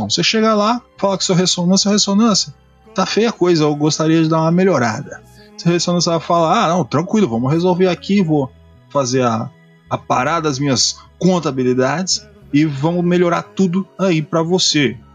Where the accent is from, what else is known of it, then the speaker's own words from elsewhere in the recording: Santa Catarina, Brazil; eu sou de Santa Catarina, fui trabalhar